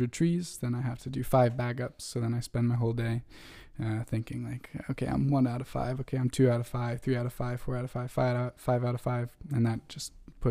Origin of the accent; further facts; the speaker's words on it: Vermont, United States; from Vermont, the independent state of Vermont